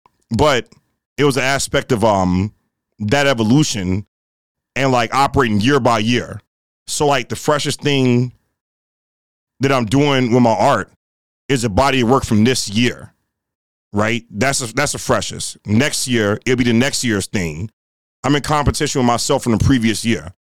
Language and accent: English; Rust Belt, United States; but the region we're from the Rust Belt region of hip hop, right? It's a different flair to the way we get down over here, right?